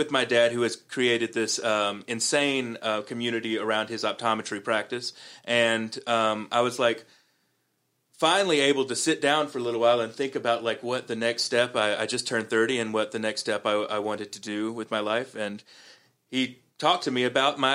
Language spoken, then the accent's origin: English; Columbus, Georgia, United States; moved away; I go back to Columbus, Georgia, my hometown